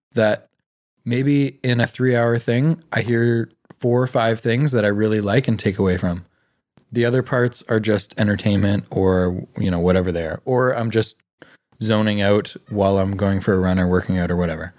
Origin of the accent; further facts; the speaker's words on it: Canada; being born in Canada in a middle class family